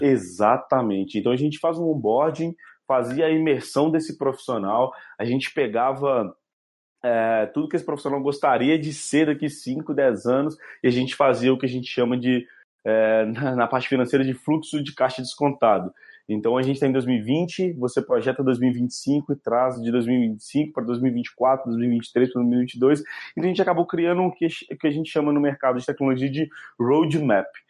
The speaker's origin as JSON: {"language": "Portuguese", "region": "Minas Gerais", "country": "Brazil", "accent": "mineiro", "said": "eu sou mineiro, meu sotaque é bem carregado"}